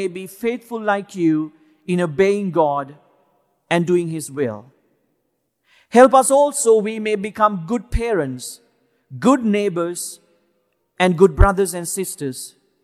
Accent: Sri Lanka; now in United States; where I am from Sri Lanka

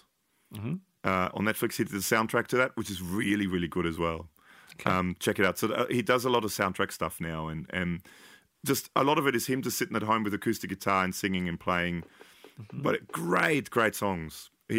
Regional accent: United Kingdom; I mean, I'm British, but.

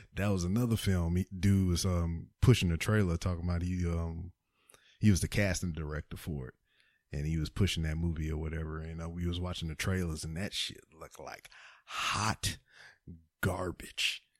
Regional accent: Lake Charles, Louisiana, United States; moved away as an adult; now in Houston, United States; I'm from Lake Charles. Lake Charles is in Louisiana

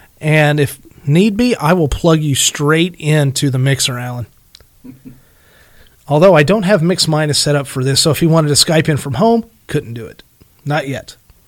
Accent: Illinois, United States; accent: southern; I'm originally from Illinois, and I'm sure you can't quite tell that because I'm starting to have a really big southern redneck accent, which I'm completely okay with.

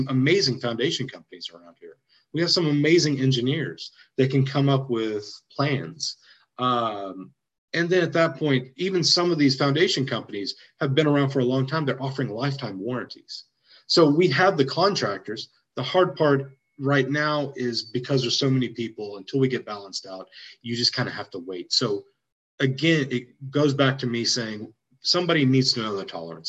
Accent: Waco, Texas, United States; moved away as an adult; also born or lived in College Station, Texas; now in Austin, United States; I'm from Waco

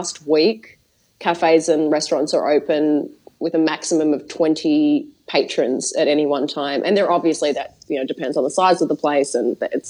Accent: Australia; moved away; we're both Australian

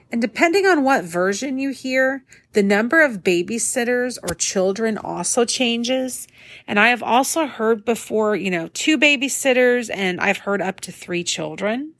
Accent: Northwest Indiana, United States; growing up in Northwest Indiana

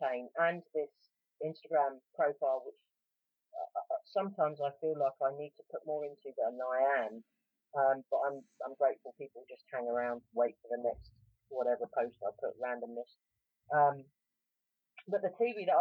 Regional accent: London, United Kingdom; accent: a little bit London; moved away; also born or lived in West Country; I'm a little bit London because I was born in South London and more or less raised in South London, but I have a kind of a wandering accent

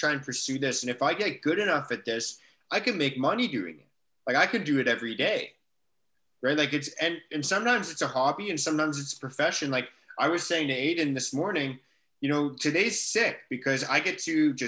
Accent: Canada; My mom's from England. She moved to Canada. So I'm first generation Canadian.

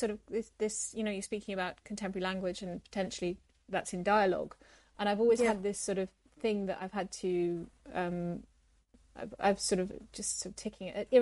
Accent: North West England, United Kingdom; I'm from the northwest of England. So you can sometimes hear that in my accent.

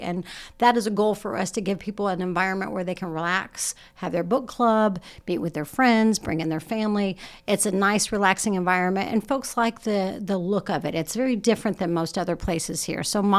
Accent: Muncie, Indiana, United States; I actually grew up in the neighborhood across from The Crossing.

